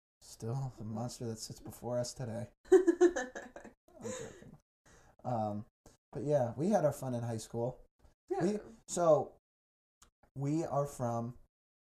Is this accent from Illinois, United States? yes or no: yes; southwest suburbs of Chicago, Illinois, United States; also born or lived in Colorado; I'm like the southwest suburbs, far southwest suburbs, like really far south.